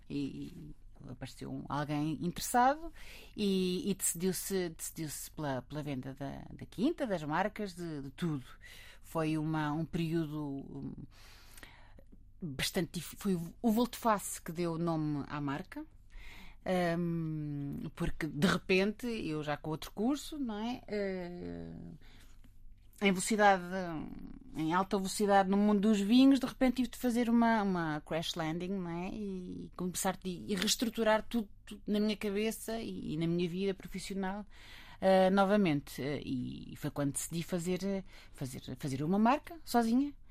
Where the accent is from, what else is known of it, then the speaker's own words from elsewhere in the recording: Lisbon, Portugal; also born or lived in Montemor-o-Novo; eu sou de Lisboa, eu, mas, eu mas, eh, sempre, sempre vivi em Lisboa